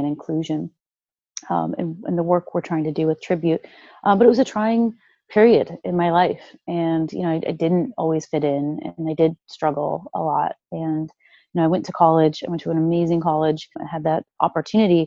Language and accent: English; Chicago, Illinois, United States; now in Seattle, United States; I grew up in the Midwest. So I grew up in Chicago